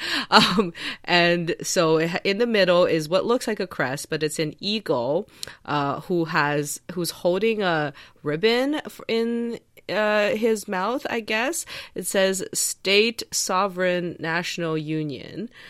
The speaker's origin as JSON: {"language": "English", "country": "China", "tie": "born or raised there", "moved": "yes", "said": "when I was a kid, I grew up in China"}